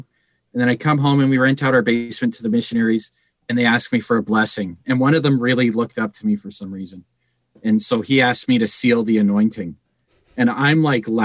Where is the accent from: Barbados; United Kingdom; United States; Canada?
Canada; Calgary, Alberta; we are from Calgary